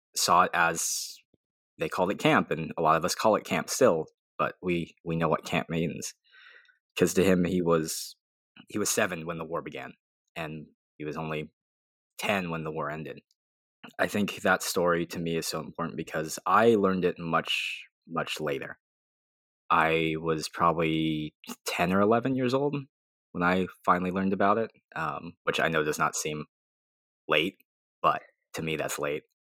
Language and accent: English; Arizona, United States; I grew up in Arizona.